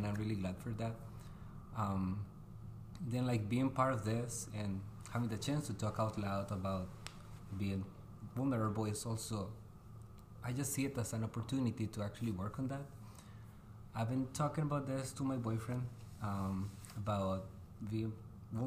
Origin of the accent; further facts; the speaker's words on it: Costa Rica; moved away as an adult; now in Fargo-Moorhead, United States; I was born and raised in Costa Rica